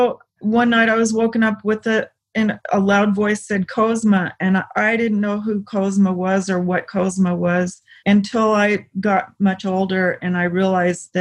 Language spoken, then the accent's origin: English; the South, United States; I grew up in the South